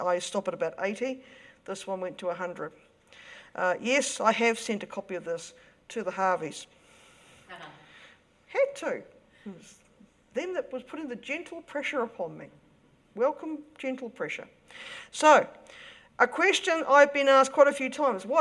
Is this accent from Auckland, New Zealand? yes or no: yes; Auckland, New Zealand; I come from Avondale.